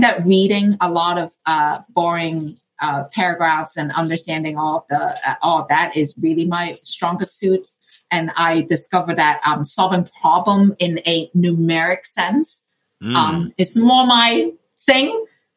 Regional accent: Hong Kong; moved away; I grew up in Hong Kong

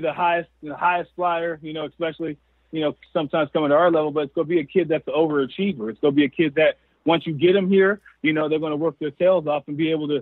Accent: Southern California, United States; now in Cheney, United States; I grew up down in Southern California

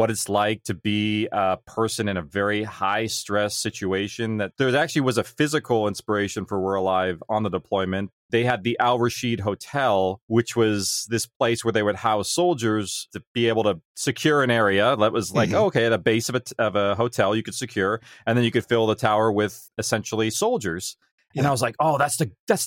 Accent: California, United States; my small town in California

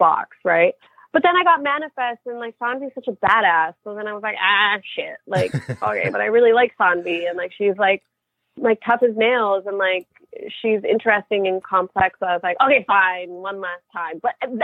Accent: Canada; moved away as an adult; now in New York, United States; I'm a Canadian actress living in New York

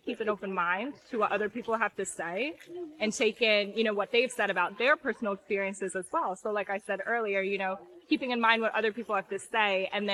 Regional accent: New England, United States; now in near New York City, United States; I'm from New England. I actually live near New York City.

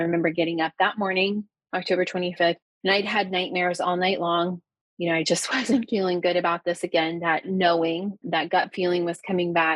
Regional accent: Ohio, United States; I'm a teacher from Ohio

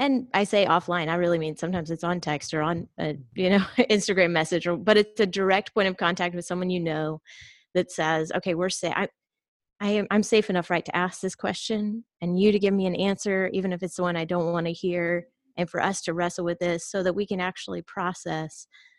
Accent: United States; also born or lived in Georgia, United States / Texas, United States; I was raised in Georgia and Texas, so primarily the Bible Belt

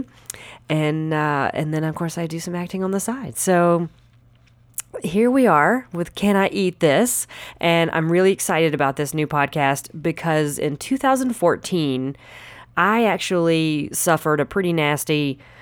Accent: Anderson, South Carolina, United States; moved away as an adult; now in Los Angeles, United States; I am originally from Anderson, South Carolina, home and land of all the fried foods

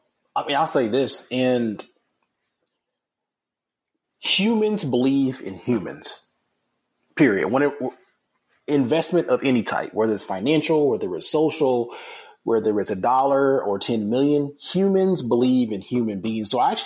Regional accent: Alabama, United States; And so, again, I'm from Alabama. I love like University of Alabama football.

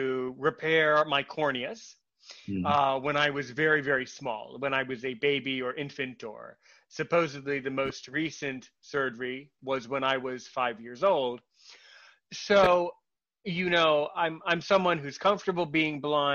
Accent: United States; I'm an American who speaks French

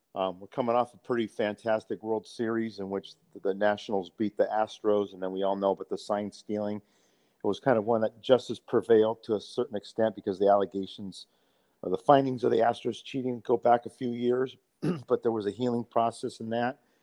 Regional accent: Bay Area, California, United States; I grew up in the Bay Area

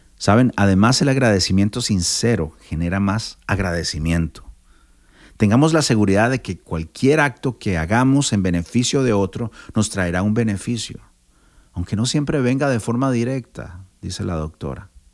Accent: Costa Rica; soy de Costa Rica

